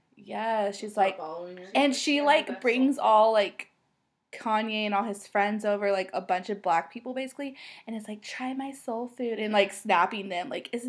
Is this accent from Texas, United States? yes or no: yes; Dallas, Texas, United States; So we're from Dallas, so obviously we're Dallas Cowboy fans.